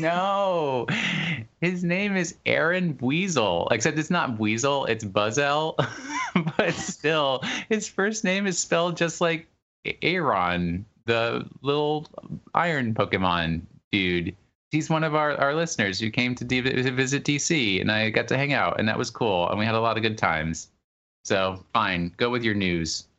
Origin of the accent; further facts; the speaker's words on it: Port Chester, New York, United States; my hometown in, in New York, they always advertise that, that their name used to be Sawpit